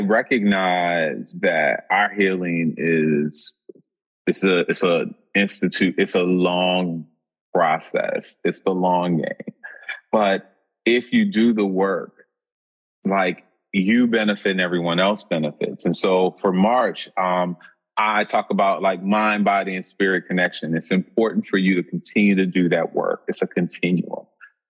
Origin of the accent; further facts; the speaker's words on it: New Orleans, Louisiana, United States; now in Boston, United States; being from New Orleans.